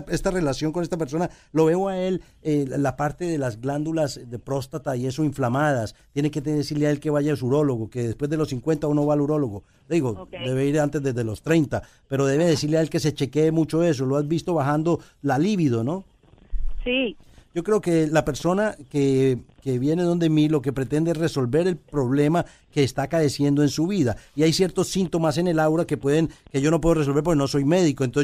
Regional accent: Puerto Rico; moved away; cuando yo, cuando yo salí de Puerto Rico

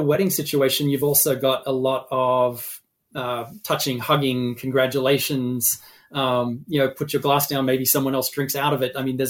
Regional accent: Massachusetts, United States; is my home state in Massachusetts.

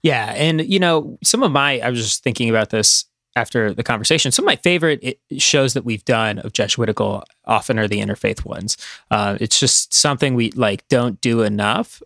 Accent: Midwest, United States; moved away; I'm from the Midwest

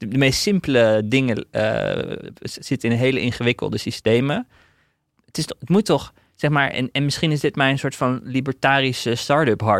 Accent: Netherlands; als, als Nederlanders

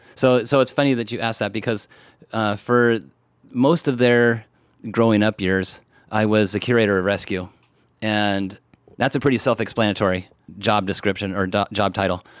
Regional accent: Washington, United States; I grew up in Washington State

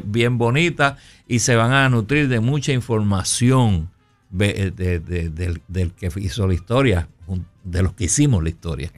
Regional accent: Puerto Rico; moved away as an adult; also born or lived in New York; vengo de Puerto Rico, toco trompeta

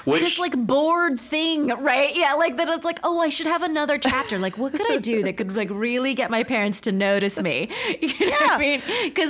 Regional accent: California, United States; growing up in California

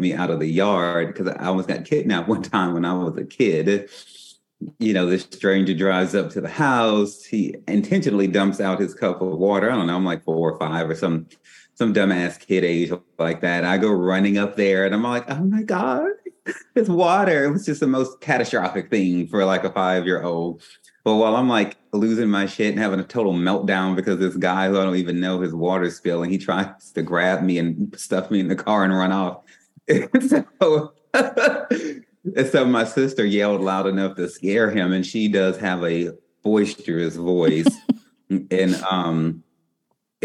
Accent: southern Louisiana, United States; I grew up in the Pentecostal church in the southern parts of Louisiana.

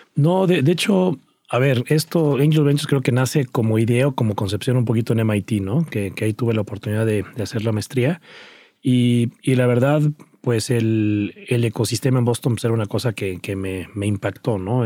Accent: Cuernavaca, Morelos, Mexico; crecí en Cuernavaca, Morelos

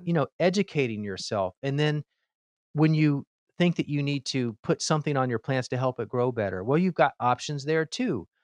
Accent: Miami, Florida, United States; I grew up in Miami, Florida

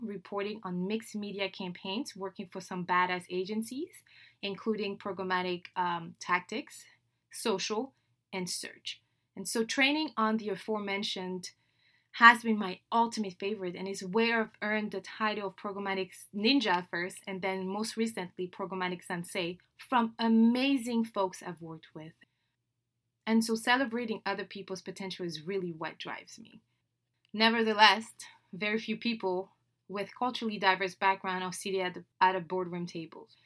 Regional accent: Dakar, Senegal; first language French; English is a second language; moved away as an adult; now in United States; I was born and raised in Dakar, Senegal, West Africa

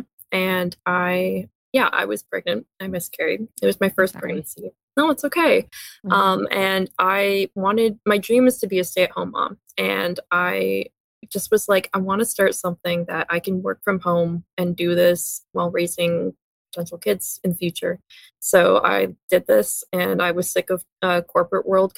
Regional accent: Canada; also born or lived in near Toronto, Ontario; I'm located just outside of Toronto, Ontario. I'm Canadian

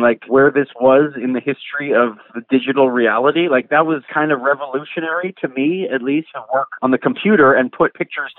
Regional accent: Quebec, Canada; I'm Canadian, I'm Jewish, I'm white, I'm like in Quebec

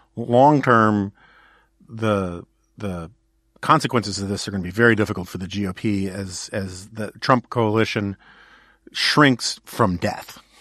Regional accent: New York City, New York, United States; I grew up in New York City where I had a lot of options

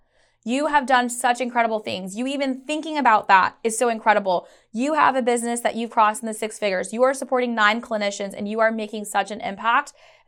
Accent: Chicago, Illinois, United States; born there; also born or lived in Karachi; I was a daughter of an immigrant, and so I know the struggles firsthand. I was born in Chicago, but I moved to Karachi. I moved back to the States.

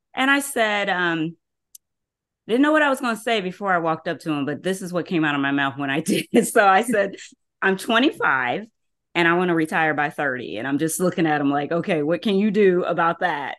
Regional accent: Columbus, Ohio, United States; I'm from Columbus, Ohio

